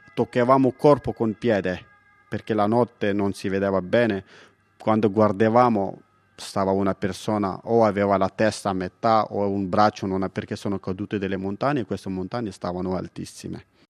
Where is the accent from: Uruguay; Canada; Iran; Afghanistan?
Afghanistan; Paktia; Italian is a second language; moved away as an adult; now in Italy; vengo dall'Afghanistan. La mia provincia, che si chiama Paktia